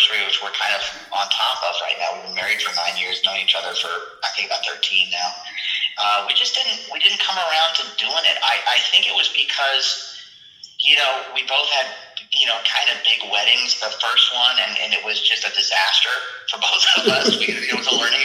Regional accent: United States; also born or lived in Nashville; I'm really enjoying being an American at this point and really appreciate, my home country

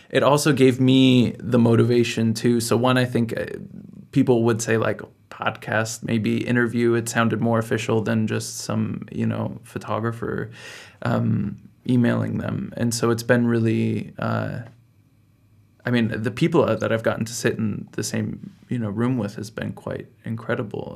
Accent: United States; moved away as an adult; now in Berlin, Germany; I'm also from the United States, and I'm here in Berlin

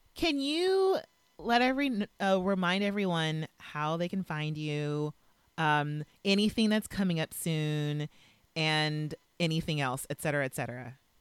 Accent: Los Angeles, California, United States; moved away; L A is my hometown

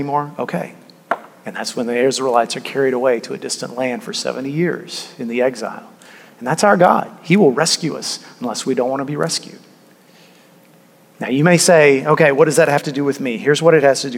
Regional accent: United States; we, as modern American people

